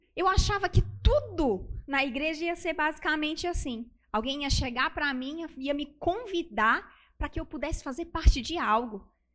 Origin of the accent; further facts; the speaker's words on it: Brasília, Federal District, Brazil; eu sou de Brasília